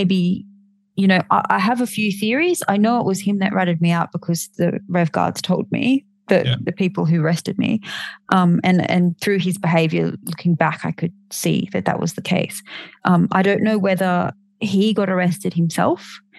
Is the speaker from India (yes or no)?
no; Australia; being an Australian and not an American